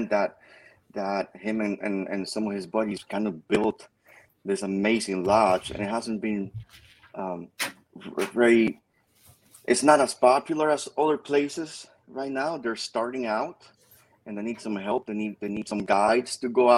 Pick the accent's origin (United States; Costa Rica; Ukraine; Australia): Costa Rica; moved away; I was born and raised in Costa Rica, and I got a foot here and a foot there